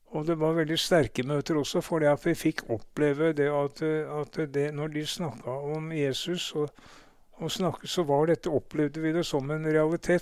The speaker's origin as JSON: {"language": "Norwegian", "region": "Oslo", "country": "Norway", "tie": "born or raised there", "said": "jeg ble født, født, i Oslo på, og bodde de første leveårene mine på Majorstua"}